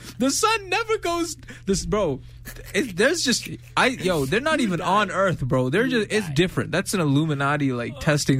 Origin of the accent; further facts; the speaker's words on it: New York City, New York, United States; I'm from New York.